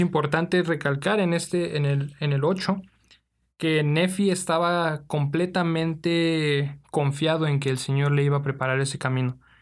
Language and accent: Spanish; Mexico City, Mexico; de la Ciudad de México